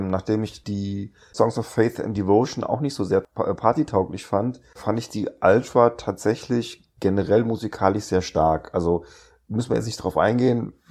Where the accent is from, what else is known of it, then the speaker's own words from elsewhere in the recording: Grimmen, Mecklenburg-Vorpommern, Germany; Ich komme aus Grimmen, sagt ihr das was?